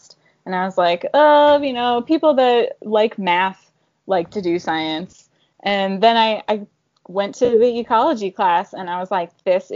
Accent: Northeast Ohio, United States; I am from Ohio, Northeast Ohio. I grew up near the Cuyahoga Valley National Park.

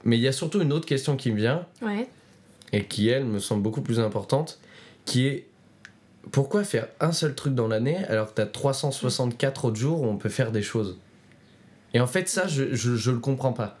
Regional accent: Roanne, Auvergne-Rhône-Alpes, France; ma ville natale, donc, qui s'appelle Roanne, dans la Loire

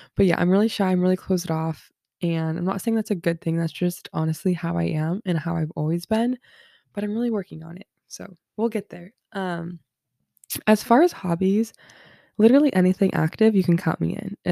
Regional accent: Southern California, United States; I'm from Southern California, born and raised here

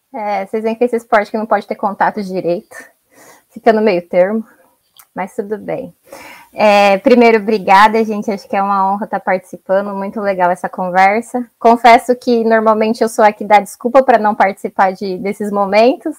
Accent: São Paulo, Brazil; also born or lived in Ceará; fui criada em São Paulo, né, nasci no Ceará, mas fui criada em São Paulo.

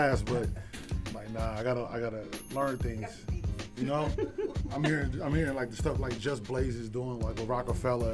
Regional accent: Sacramento, California, United States; we're from Sac

